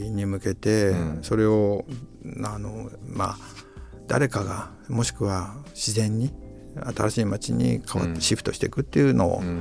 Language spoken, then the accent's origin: Japanese; Tokyo, Japan; 僕らは東京で育ってきちゃったので